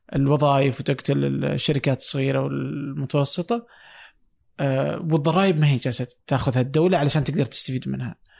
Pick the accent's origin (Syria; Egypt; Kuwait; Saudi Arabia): Saudi Arabia; عندنا في السعوديه